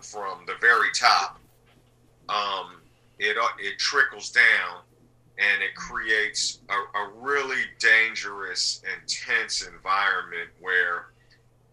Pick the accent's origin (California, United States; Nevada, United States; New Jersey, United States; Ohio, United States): California, United States; Berkeley; also born or lived in Japan / Salt Lake City, Utah; from the age of 6 until now, I've lived in Berkeley, California. So I've spent the majority of my life in Berkeley.